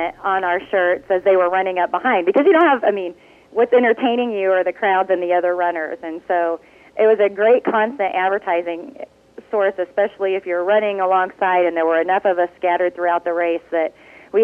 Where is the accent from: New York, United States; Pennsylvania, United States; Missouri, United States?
Missouri, United States; north central; also born or lived in Washington, D.C.; I'm originally from Missouri. I grew up on a cow-calf operation in north central Missouri